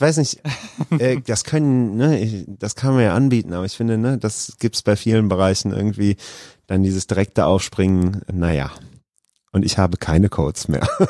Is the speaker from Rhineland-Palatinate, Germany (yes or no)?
no; Krefeld, North Rhine-Westphalia, Germany; also born or lived in Duisburg; ich bin in Duisburg geboren, aber das ist nur, weil da die beste Geburtenklinik zu der Zeit war und ich bin in Krefeld aufgewachsen